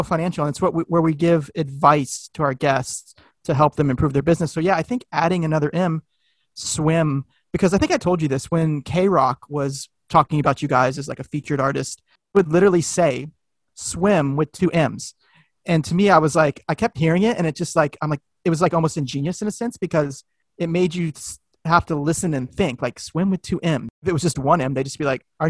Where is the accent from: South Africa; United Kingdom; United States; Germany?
United States; Florida; growing up in Florida and being around lakes